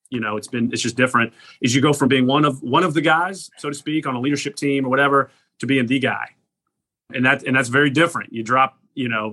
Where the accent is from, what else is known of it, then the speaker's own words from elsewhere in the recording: Lilburn, Georgia, United States; moved away as an adult; now in Clemson, United States; growing up in Gwinnett area. I loved it there